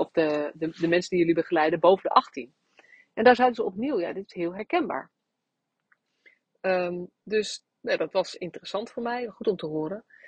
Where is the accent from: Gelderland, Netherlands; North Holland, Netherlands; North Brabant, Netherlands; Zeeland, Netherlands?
Gelderland, Netherlands; Nunspeet; moved away; ik bij, tijdens eh, een groot deel van mijn jeugd in Nunspeet gewoond heb en dus daar ben opgegroeid